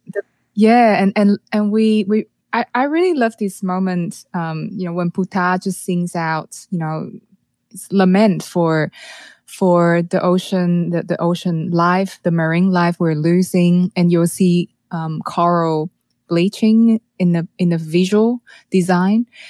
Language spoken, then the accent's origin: English; Taiwan; moved away; I'm from Taiwan